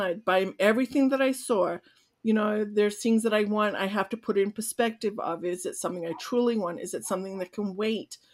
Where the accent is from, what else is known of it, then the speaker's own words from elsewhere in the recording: Australia; moved away; I'm Australian